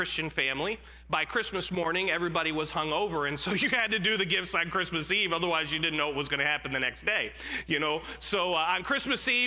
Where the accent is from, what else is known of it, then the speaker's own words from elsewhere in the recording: Jamestown, New York, United States; I was born in Western New York, a little town called Jamestown, New York, and I lived with my great-grandmother growing up